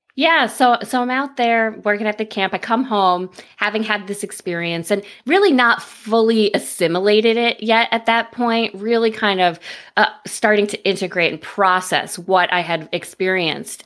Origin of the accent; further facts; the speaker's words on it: upstate New York, United States; I am from upstate New York, about ninety minutes north